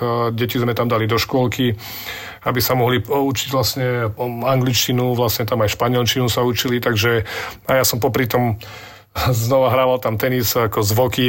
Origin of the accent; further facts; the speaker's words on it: Slovakia; My sme Slováci